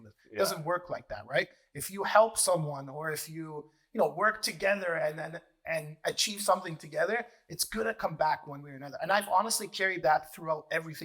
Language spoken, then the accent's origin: English; Mississauga, Ontario, Canada; I opened up my own branch in Air Mills in Mississauga. Really cool part is I grew up in Air Mills.